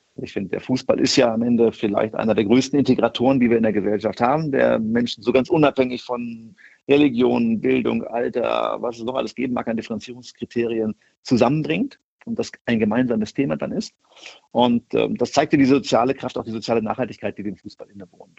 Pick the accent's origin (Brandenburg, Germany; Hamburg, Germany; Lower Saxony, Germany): Lower Saxony, Germany; Hameln; also born or lived in Göttingen; now in Wolfsburg, Germany; ein Kind Niedersachsens bin, bin in Hameln aufgewachsen bei Hannover